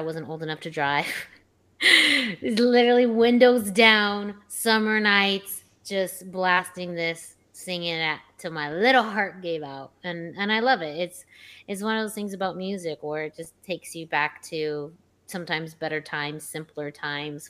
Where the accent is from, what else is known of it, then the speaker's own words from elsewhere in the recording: Yuma, Arizona, United States; my hometown of Yuma, Arizona